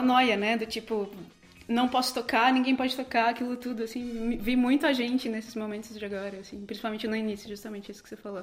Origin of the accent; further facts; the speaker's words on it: interior of São Paulo, Brazil; moved away; nasci no interior de São Paulo, e sendo do interior